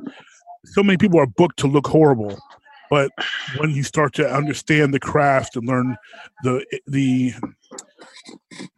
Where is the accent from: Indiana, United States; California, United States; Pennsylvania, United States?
Pennsylvania, United States; Pittsburgh; I was growing up in Pittsburgh